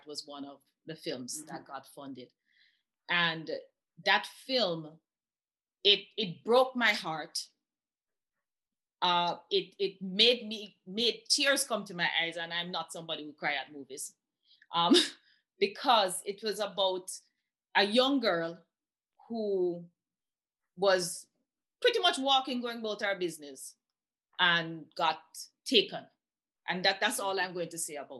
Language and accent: English; Jamaica; I'm a Jamaican first